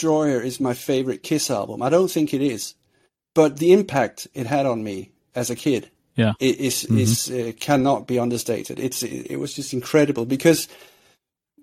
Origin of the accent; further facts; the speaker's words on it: Sweden; I grew up in Sweden